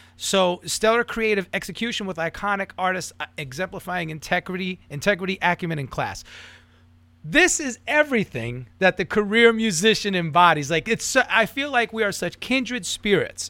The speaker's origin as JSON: {"language": "English", "region": "New York", "country": "United States", "moved": "yes", "said": "I'm from New York originally."}